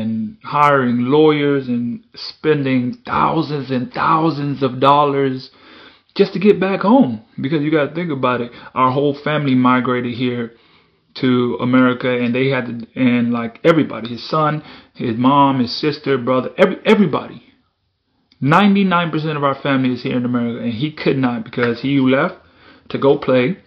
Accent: Bahamas; moved away; I was born in Bahamas

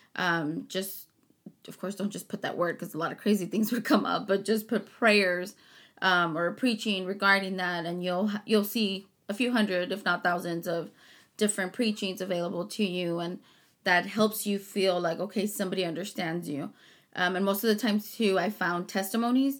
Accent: Harlingen, Texas, United States; also born or lived in Chicago; I was born in Chicago, raised in Harlingen

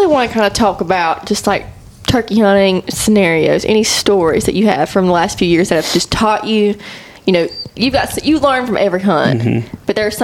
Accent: Arkansas, United States; I'm from Arkansas

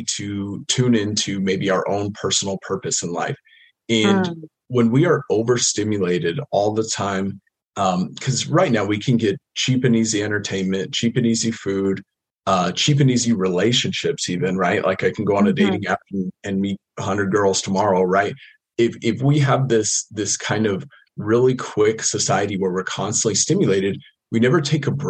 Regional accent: United States; I grew up in the States, kind of middle class

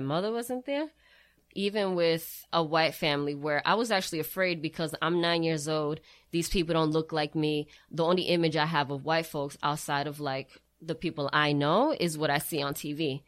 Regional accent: Brockton, Massachusetts, United States; I am originally born and raised in Brockton.

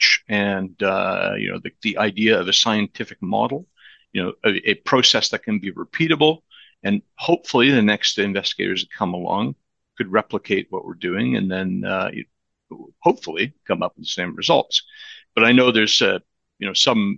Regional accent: Vancouver, British Columbia, Canada; I was raised in Vancouver

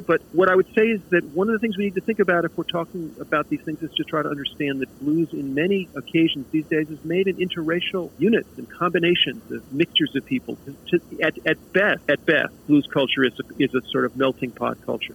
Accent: United States; I was an American playing American music

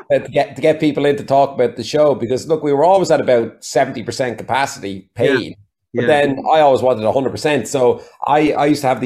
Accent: Waterford, Munster, Ireland; accent: Waterford; I made a conscious decision when I moved to Galway to lose my Waterford accent. That sounds terrible, but I figured out that over in America, the flatness of my Waterford accent, which is the best way I could put it, there was no depth to my voice.

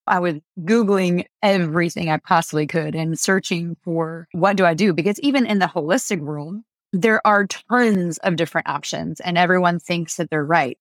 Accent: France; moved away; I grew up in France

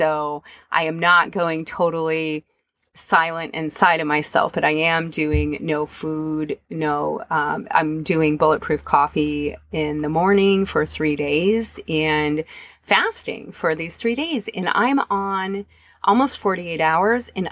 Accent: Michigan, United States; moved away; I ended up in my home state

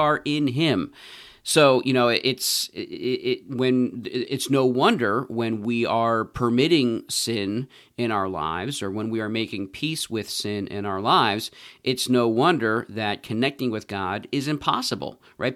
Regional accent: United States; as American Christians

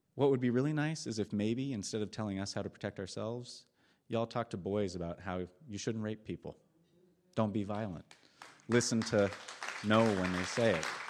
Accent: Eugene, Oregon, United States; I'm from Eugene.

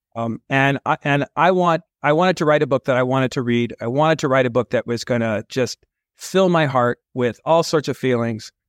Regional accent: California, United States; moved away as an adult; also born or lived in San Francisco / Manhattan, New York City; now in New York City, United States; born in San Francisco, raised in and around California

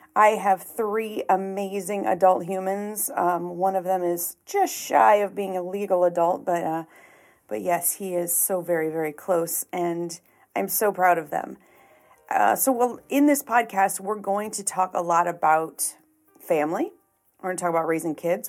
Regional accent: Chicago, Illinois, United States; moved away as an adult; now in St. Louis, United States; I was born and raised in the Chicagoland area. Lived there for the first 30 years of my life.

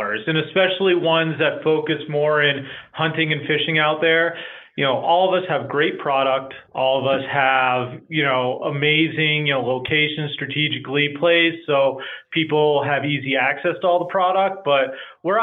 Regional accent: New Hampshire, United States; moved away; born and raised in New Hampshire

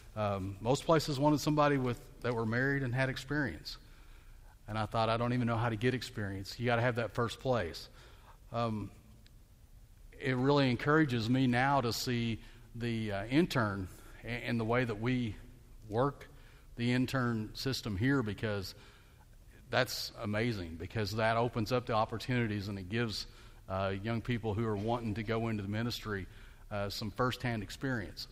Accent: Bentonville, Arkansas, United States; I grew up in Bentonville, Arkansas

